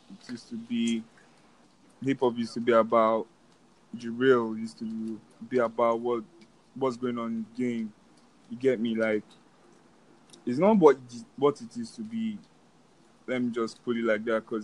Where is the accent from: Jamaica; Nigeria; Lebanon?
Nigeria; I make hip hop. I'm from Nigeria, and my sound is really what everyone in the world should be able to bump to.